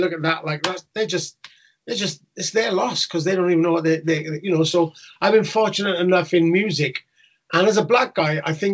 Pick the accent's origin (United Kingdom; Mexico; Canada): United Kingdom; Newport, Wales; in Wales where I grew up in Newport